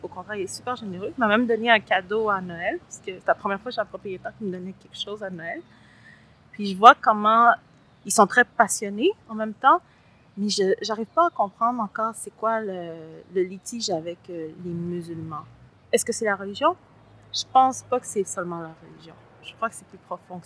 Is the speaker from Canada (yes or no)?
yes; Montreal, Quebec, Canada; also born or lived in Latin America; J'ai grandi à Saint-Léonard et à Saint-Michel, dans les deux.